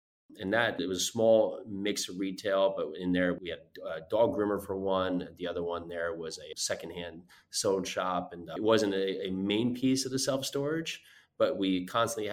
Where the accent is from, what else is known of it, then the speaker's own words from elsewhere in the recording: Northeast, United States; moved away; I grew up in the Northeast